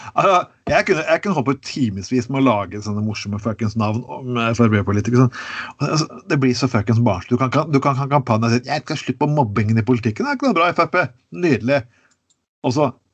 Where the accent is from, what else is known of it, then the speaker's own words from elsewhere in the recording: Telemark, Norway; jeg kommer fra Telemark. Det vet jo alle sammen. Jeg er fra, jeg er fra Telemark. Og det, jeg vokste opp med det som kalles rånere